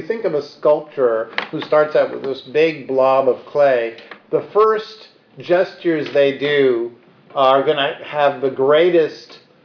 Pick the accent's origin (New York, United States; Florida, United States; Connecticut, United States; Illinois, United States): New York, United States; New York City; I grew up on the Upper West Side